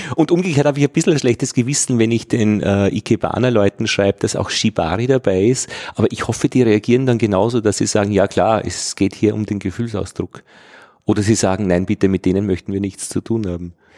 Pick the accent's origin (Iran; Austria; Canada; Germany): Austria; als Österreicher